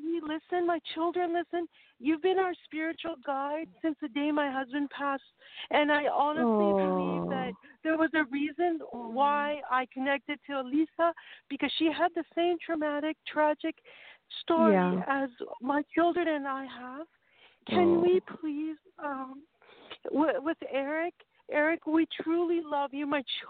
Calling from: Vancouver, British Columbia, Canada; I'm calling from Vancouver, British Columbia.

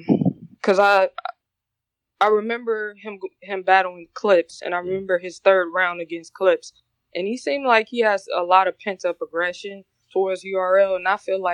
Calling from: Detroit, Michigan, United States; also born or lived in South Korea; I'm calling from Detroit.

